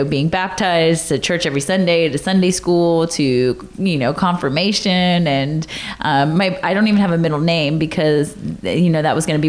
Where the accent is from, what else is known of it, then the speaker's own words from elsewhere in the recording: the South, United States; I mean, growing up in the South, you know, all my friends are like, my daddy said I can't go on a date till I'm 16 years old.